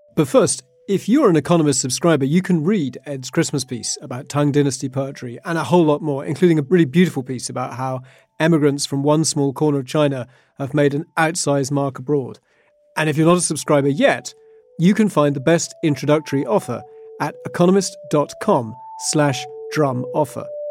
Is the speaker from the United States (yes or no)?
no; United Kingdom; as a British kid, you do learn poetry